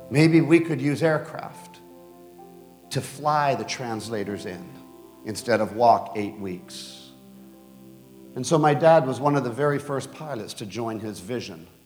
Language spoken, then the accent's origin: English; Bogota, Colombia; born there; I was born in Bogota, Colombia, because my dad founded a Wycliffe base called Loma Linda in Colombia.